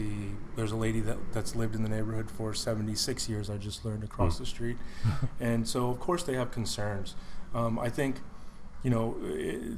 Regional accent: Houston, Texas, United States; I was born and raised in Houston

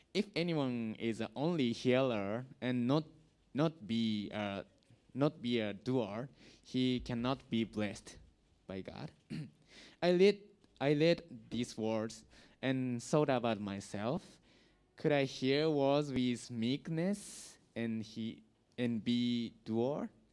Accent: Japan; English is a second language; now in Vietnam; I'm from Japan

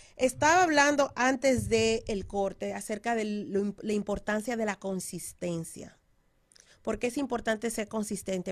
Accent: Dominican Republic; moved away; estoy hablando así como dominicana

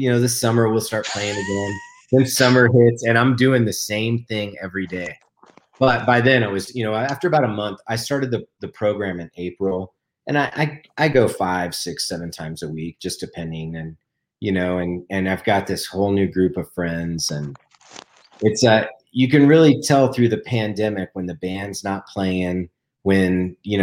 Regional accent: Denver, Colorado, United States; moved away; Denver, my hometown. You know, I just moved back

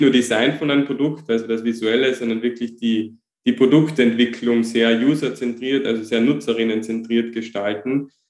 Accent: Austria; hier bei uns in Österreich

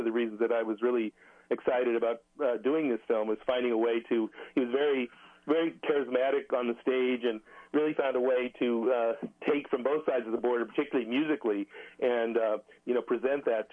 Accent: Albuquerque, New Mexico, United States; moved away as an adult; also born or lived in Arizona; now in California, United States; I grew up in New Mexico. Grew up in Albuquerque. That's my home

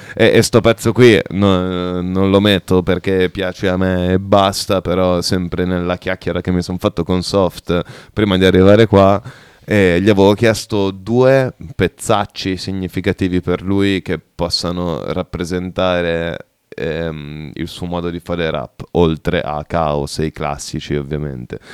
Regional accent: Bologna, Emilia-Romagna, Italy; siamo di Bologna, mm, più o meno periferici

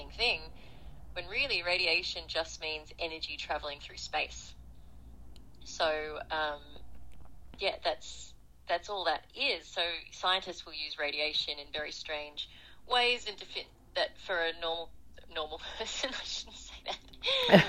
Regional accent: Australia; also born or lived in South Africa; I went over there as an Australian volunteer for international development

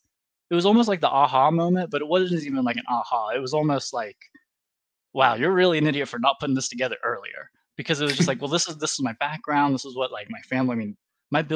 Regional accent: West Virginia, United States; I grew up in West Virginia myself

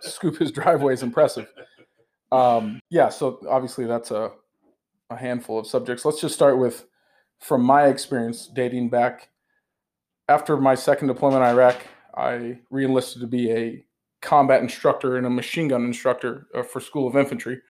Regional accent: United States; I'm an American

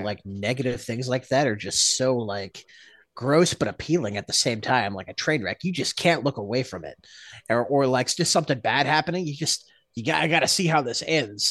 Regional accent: Texas, United States; moved away as an adult; also born or lived in Alaska; My wife and I came home to Texas from Alaska

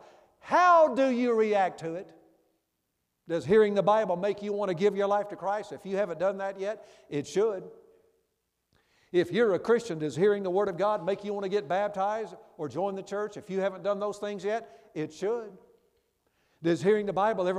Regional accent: Memphis, Tennessee, United States; My church I grew up in Memphis back in years ago

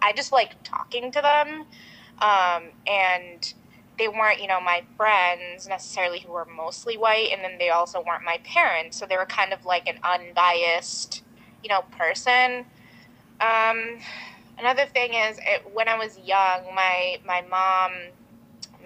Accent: Vermont, United States; I'm Bengali American. My parents are both from Bangladesh, but I grew up in Vermont, very rural white Vermont

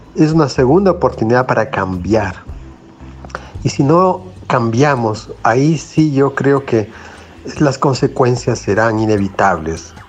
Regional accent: Ecuador; siendo ecuatoriano

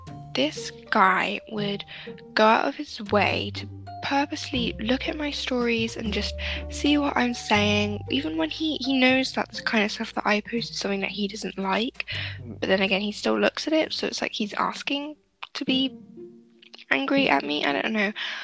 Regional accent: United Kingdom; we're both white and we're both British.

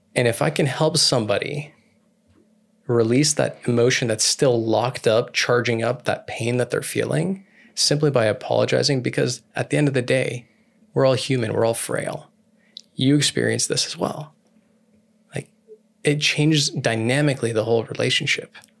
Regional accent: California, United States; I'm from California

